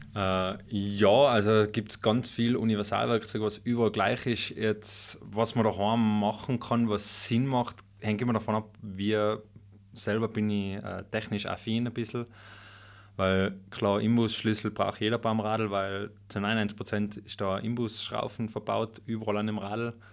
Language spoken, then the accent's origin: German; Schönwies, Tyrol, Austria; moved away as an adult; also born or lived in Innsbruck; now in Götzens, Austria; gebürtig bin ich ja Schönwieser aus dem Oberland.